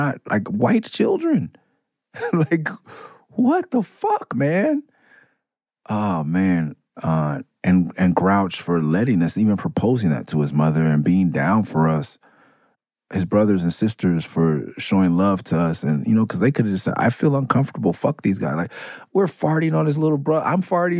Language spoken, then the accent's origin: English; Southern California, United States; being a Californian, Southern California